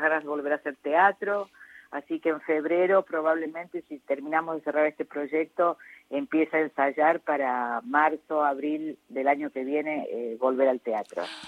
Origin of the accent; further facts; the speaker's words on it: Córdoba, Argentina; now in Buenos Aires, Argentina; Córdoba, que además de ser mi ciudad natal